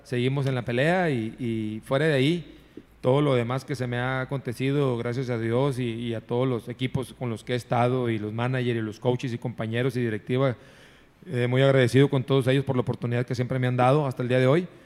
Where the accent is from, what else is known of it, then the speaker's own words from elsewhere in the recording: San Nicolás de los Garza, Nuevo León, Mexico; yo soy de San Nicolás, egresado de la Liga Pequeña de Las Puentes, de Liga Pequeña de Cuauhtémoc